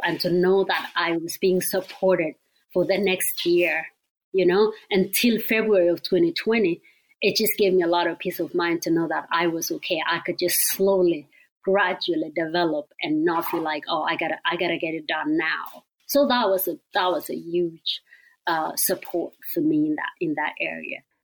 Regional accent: Kenya; moved away as an adult; now in Eugene, United States; I grew up in Kenya.

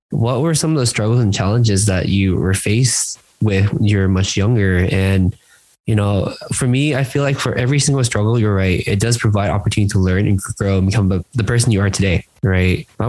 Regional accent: San Gabriel Valley, California, United States; I grew up in San Gabriel Valley. As you know, it's also like very Asian. I think we had like three white people in my high school.

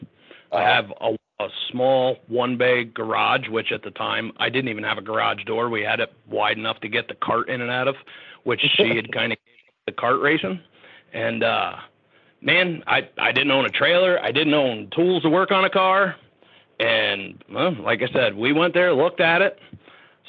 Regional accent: Middletown, United States; I grew up in Middletown

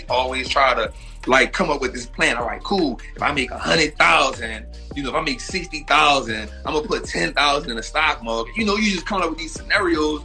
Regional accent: New Orleans, Louisiana, United States; moved away as an adult; also born or lived in Atlanta; I'm from New Orleans

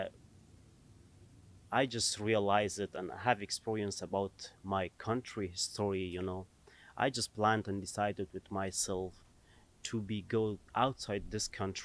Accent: Kabul, Afghanistan; moved away as an adult; now in Tennessee, United States; Originally, I'm from Afghanistan. I was born in Kabul

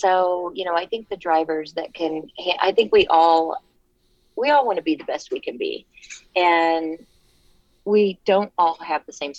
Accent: Kansas City, Missouri, United States; I'm from Kansas City, born and raised, and I still have a house there.

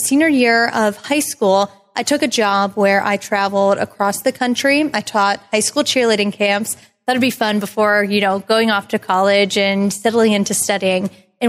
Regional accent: near Punxsutawney, Western Pennsylvania, United States; moved away; So I'm originally from Western Pennsylvania, actually close to Punxsutawney, PA

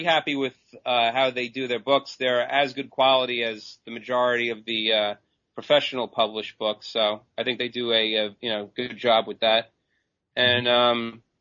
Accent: Long Island, New York, United States; I'm from Long Island, New York

